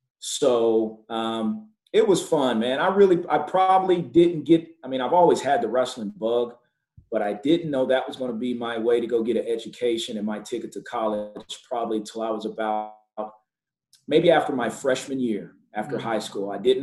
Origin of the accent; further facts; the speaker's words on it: Coweta, Oklahoma, United States; now in Edmond, United States; I grew up in Coweta, Oklahoma, which is probably about, from where I live at now, Edmond. In Edmond's probably about an hour and a half, almost 2 hours east side of the state.